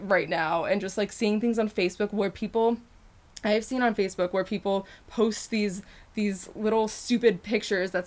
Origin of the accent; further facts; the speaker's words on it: Connecticut, United States; also born or lived in England; We're from Connecticut.